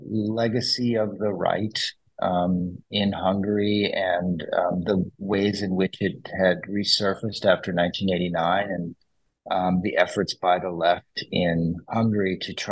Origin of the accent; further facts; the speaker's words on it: St. Louis, Missouri, United States; moved away as an adult; I'm originally from St. Louis